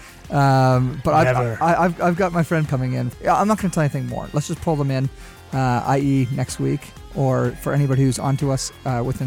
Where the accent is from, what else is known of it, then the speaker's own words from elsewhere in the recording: Canada; Canadian people